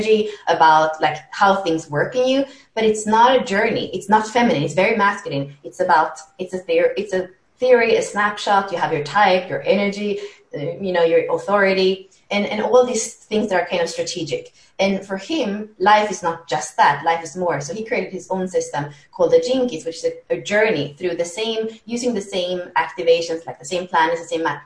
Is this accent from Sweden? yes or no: yes; Sweden; moved away as an adult; also born or lived in Spain / France; So I was born in Sweden. I lived in Spain as a kid, but then we went back to Sweden and that's where kind of the craziness was happening. So until 18, I lived in Sweden